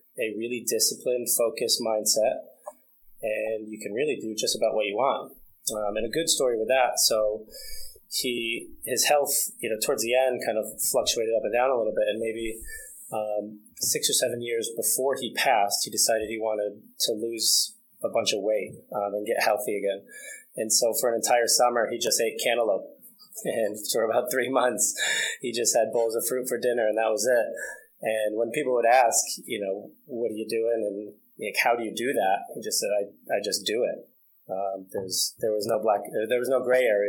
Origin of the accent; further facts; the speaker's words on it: Franklin, New York, United States; I'm from a really small town, upstate New York, Franklin, New York